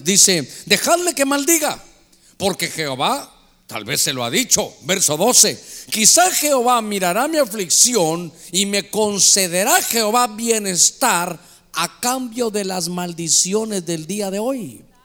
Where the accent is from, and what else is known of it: Honduras